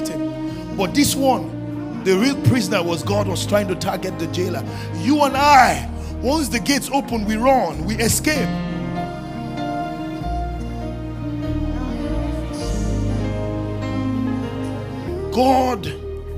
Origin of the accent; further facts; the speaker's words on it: Nigeria; as Nigerian pastor